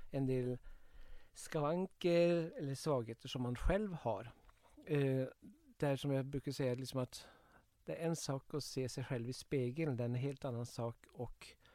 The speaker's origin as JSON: {"language": "Swedish", "town": "Kongsvinger", "region": "Innlandet", "country": "Norway", "tie": "born or raised there", "said": "Eh, jag växte upp på Kongsvinger, det var ju väldigt nära gränsen."}